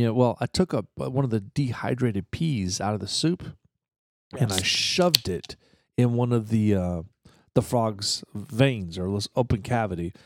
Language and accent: English; Eatontown, New Jersey, United States; moved away; where I grew up in New Jersey, uh, Fort Monmouth in Eaton Town